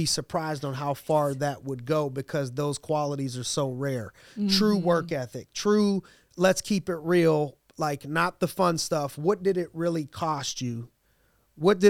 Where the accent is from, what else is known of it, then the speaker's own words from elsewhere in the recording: Youngstown, Ohio, United States; I grew up in Youngstown, Ohio